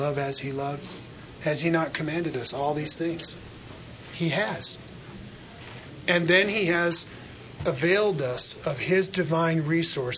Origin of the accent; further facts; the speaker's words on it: United States; we have it so good in the safety and the freedom that we have as American citizens